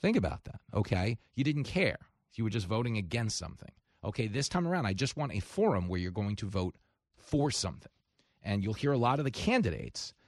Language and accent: English; New York, United States; I grew up in New York